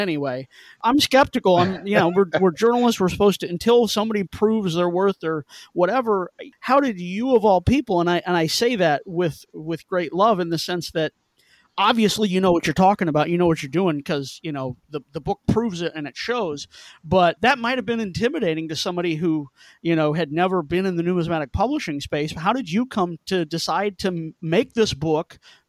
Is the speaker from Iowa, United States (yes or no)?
no; Missouri, United States; I'm from Missouri, so show me.